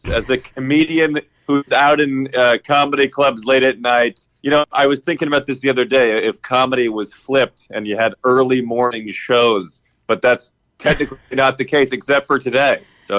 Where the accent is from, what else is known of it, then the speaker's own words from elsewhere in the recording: Chicago, Illinois, United States; moved away as an adult; now in New York, United States; I grew up in Chicago near Second City